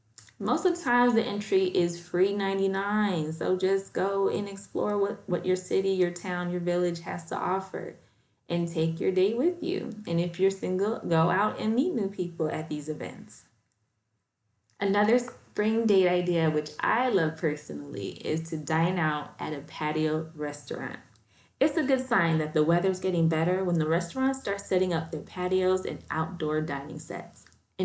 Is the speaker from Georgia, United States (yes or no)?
no; Chicago, Illinois, United States; You know, I'm from Chicago, so we're used to the taste of Chicago every summer.